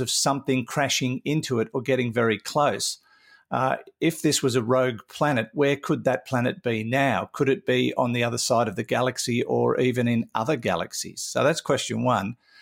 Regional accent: Newcastle, New South Wales, Australia; also born or lived in Mackay; I grew up around the Newcastle area where the tides were pretty mild

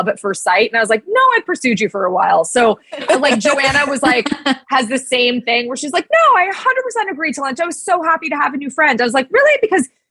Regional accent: Los Angeles, California, United States; moved away as an adult; now in Nashville, United States; I was born and raised in Los Angeles

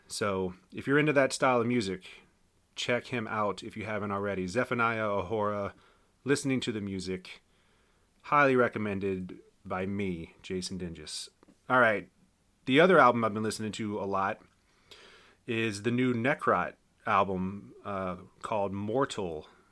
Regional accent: Winchester, Virginia, United States; my hometown of Winchester

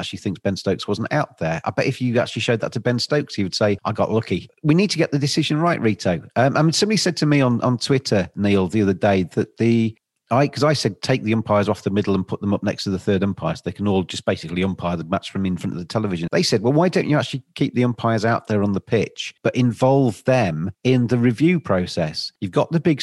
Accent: England, United Kingdom; I'm obviously English

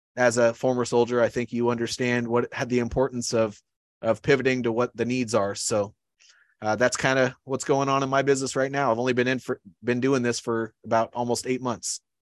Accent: Iowa, United States; moved away as an adult; I grew up in Iowa.

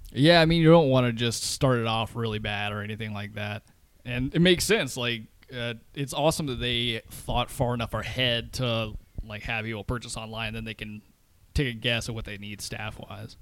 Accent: the South, United States; moved away; I grew up in the South

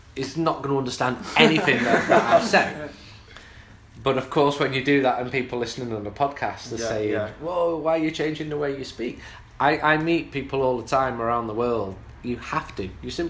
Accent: North Macedonia; accent: Macedonian, near the Greek border; English is a second language; I speak fluent Macedonian, but my accent is from quite close to the border with Greece, so you might not understand me.

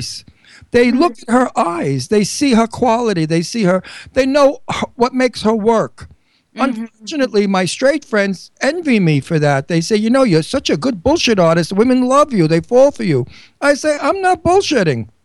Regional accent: Long Island, New York, United States; now in Bucks County, Pennsylvania, United States; I'm from Long Island, New York

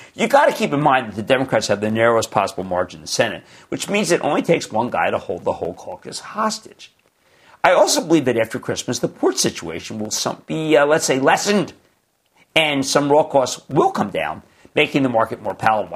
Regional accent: New Jersey, United States; my home state, New Jersey.

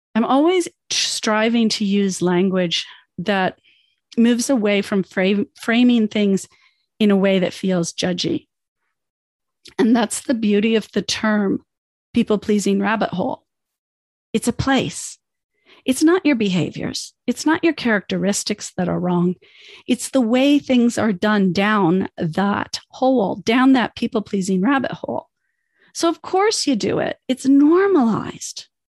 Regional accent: Canada; also born or lived in United States; I'm Canadian. but I'm also an immigrant. I came to Canada as a child

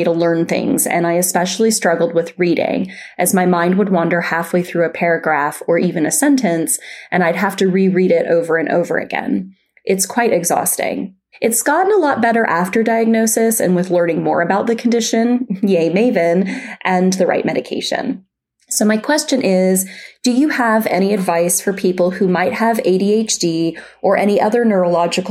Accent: Calgary, Alberta, Canada; now in Vancouver, Canada; I live in Vancouver, British Columbia, Canada, but was born and raised in Calgary, Alberta

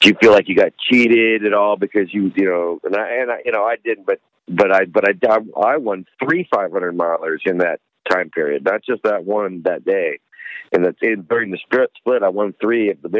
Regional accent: Vail, Colorado, United States; my hometown in Vail

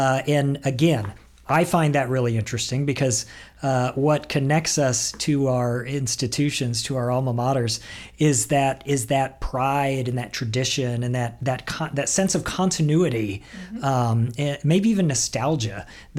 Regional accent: Lawrence, Kansas, United States; moved away as an adult; now in Boise, United States; the University of Kansas in Lawrence, Kansas, which was my hometown. It's where my wife and I grew up together.

